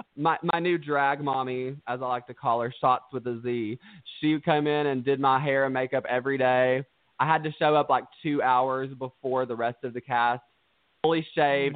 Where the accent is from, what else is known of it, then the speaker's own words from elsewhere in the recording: Stearns, Kentucky, United States; I'm from Stearns, Kentucky